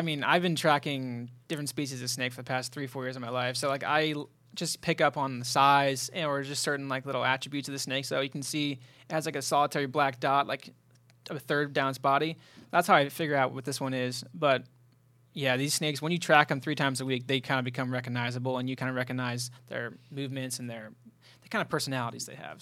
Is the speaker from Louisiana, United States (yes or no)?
no; South Central Pennsylvania, United States; moved away; I'm from South Central Pennsylvania